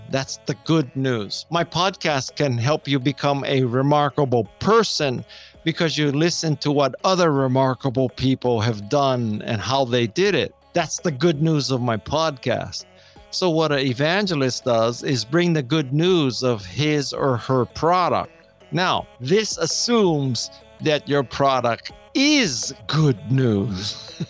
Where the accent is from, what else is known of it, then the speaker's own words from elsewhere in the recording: Honolulu, Hawaii, United States; moved away as an adult; I was born and raised in Honolulu, Hawaii.